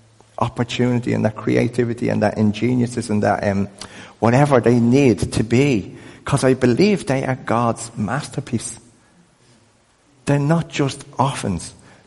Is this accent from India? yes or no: no; Crumlin, County Dublin, Ireland; I grew up in a world that said that we were useless because we were poor and from Crumlin.